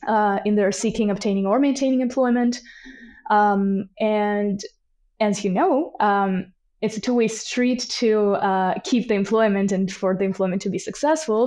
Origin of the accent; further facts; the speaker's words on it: Tbilisi, Georgia; moved away as an adult; now in Canada; I am originally from Tbilisi, Georgia, which is in, uh, Caucasus region, and I've been in Canada for a little over two and a half years now